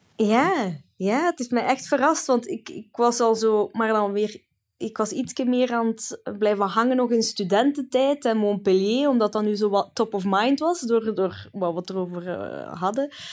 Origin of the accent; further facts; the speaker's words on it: Italy; moved away; heel mijn kindertijd in Italië